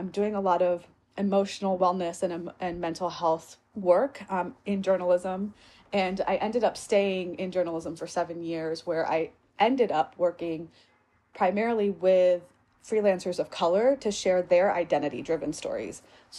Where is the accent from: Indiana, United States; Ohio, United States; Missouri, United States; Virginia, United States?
Virginia, United States; born there; So I was born outside of Richmond, Virginia.